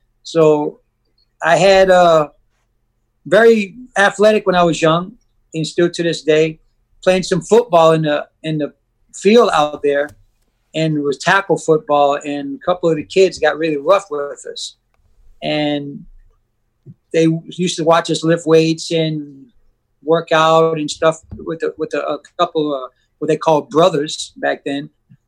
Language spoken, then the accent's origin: English; Louisiana, United States; also born or lived in Buffalo, New York / Westwego, Louisiana; ended up in Louisiana in an orphanage home